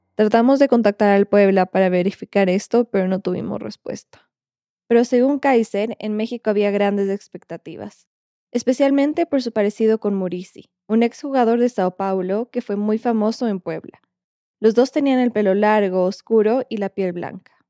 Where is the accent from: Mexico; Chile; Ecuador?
Ecuador; lo que en mi país, Ecuador, se dice una pachanguita